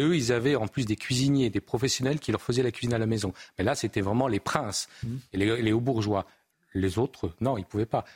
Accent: France; nous, en tant que Français

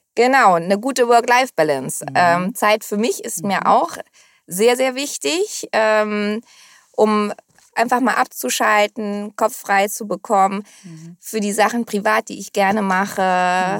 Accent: Hamburg, Germany; also born or lived in Costa de la Luz, Spain; ich bin hier geboren, meine Eltern kommen aus Hamburg, meine Großeltern, also waschecht

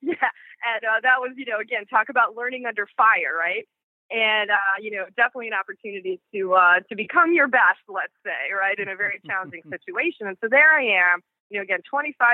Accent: Long Island, New York, United States; moved away as an adult; also born or lived in Detroit, Michigan / Chicagoland, Illinois; now in Chicago, United States; I grew up in Long Island, New York. So you might sense some kind of an accent

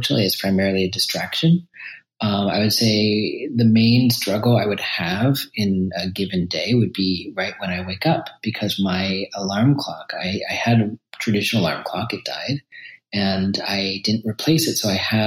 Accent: New York City, New York, United States; I was raised in New York City as a Shambhala Buddhist

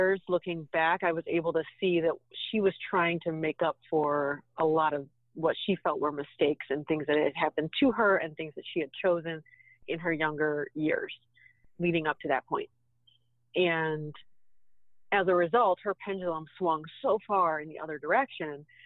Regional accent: Pittsburgh, Pennsylvania, United States; moved away; I grew up in Pittsburgh in not such a great neighborhood

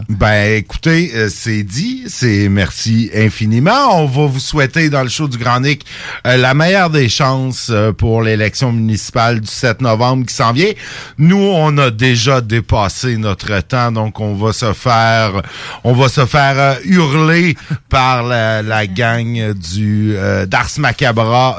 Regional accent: Lévis, Quebec, Canada; chez nous, à Lévis

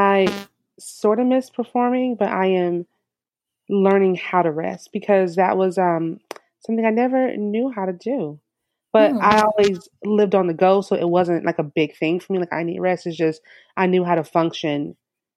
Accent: Sarasota, Florida, United States; I was born and raised in Sarasota.

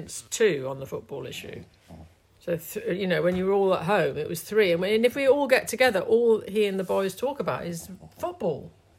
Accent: London, United Kingdom; I came from London in the 1970s

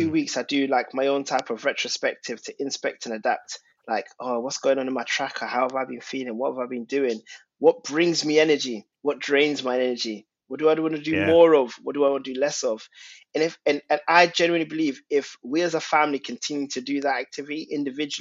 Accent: London, United Kingdom; And growing up, I'm of Ghanaian origin, and Tottenham's a very multicultural and unique place, as you know, because you've lived there. And in Tottenham, like, going primary school and living there

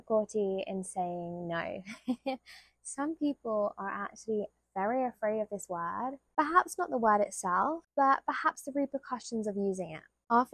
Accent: United Kingdom; being British

